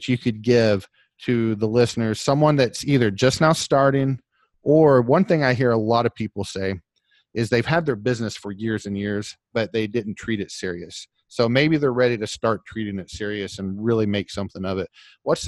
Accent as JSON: {"language": "English", "region": "Oklahoma", "country": "United States", "said": "I'm from Oklahoma"}